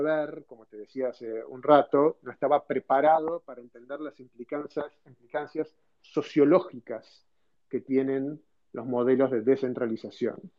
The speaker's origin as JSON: {"language": "Spanish", "country": "Argentina", "also_born_or_lived": "United States", "moved": "as an adult", "said": "nosotros como argentinos"}